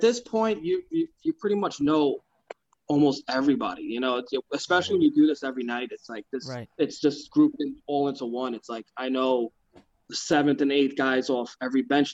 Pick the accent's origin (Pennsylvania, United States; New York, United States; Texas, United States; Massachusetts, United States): New York, United States; New York City; moved away as an adult; now in New Jersey, United States; I grew up in Brooklyn for 29 years